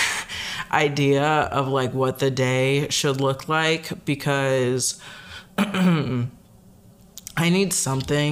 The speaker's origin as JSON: {"language": "English", "town": "Chicago", "region": "Illinois", "country": "United States", "tie": "born or raised there", "also_born_or_lived": "Michigan", "moved": "as an adult", "lives_now": "Wisconsin, United States", "said": "I grew up in the Chicagoland area"}